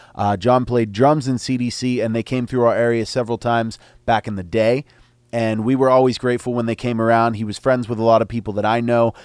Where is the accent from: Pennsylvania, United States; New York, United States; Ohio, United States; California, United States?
Pennsylvania, United States; Altoona; I'm from Altoona.